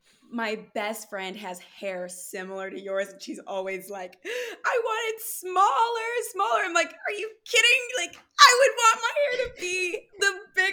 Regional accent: California, United States; growing up in California

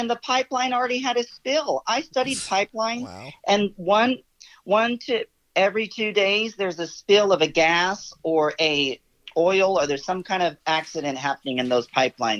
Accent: Texas, United States; there's still people living in tents here in my hometown because of Hurricane Harvey.

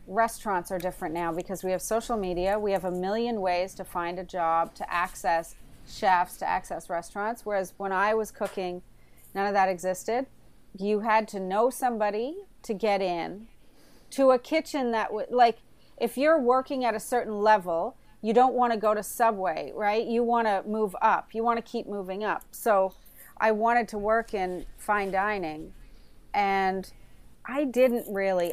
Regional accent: Prince Edward Island, Canada; also born or lived in Alert Bay, British Columbia / Vancouver; now in Toronto, Canada; I grew up in Prince Edward Island

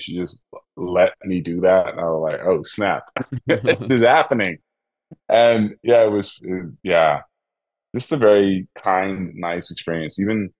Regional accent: Netherlands; accent: Dutch; English is a second language; But still, my Dutch accent comes out sometimes when I speak in German, I guess.

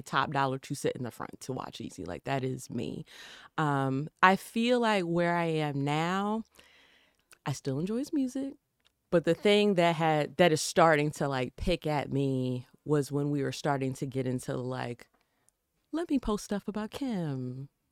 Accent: the South, United States; I come from the South, my mama and my daddy, you know, and raised me in a particular way

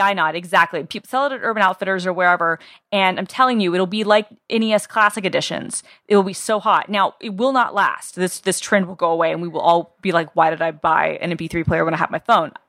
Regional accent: Atlanta, Georgia, United States; I'm from Atlanta, Georgia

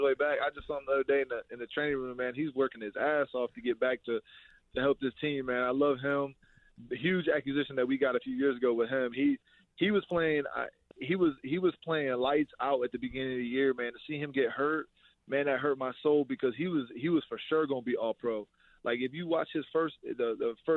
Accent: Ohio, United States; moved away as an adult; also born or lived in Iowa / Green Bay; now in Buffalo, United States; I'm from Ohio

